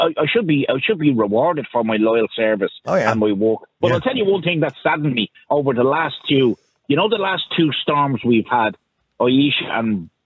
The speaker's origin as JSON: {"language": "English", "country": "Ireland", "said": "I'm a proud Irish man. I'm from a military family. I've had family on both sides in the struggle for independence in this country."}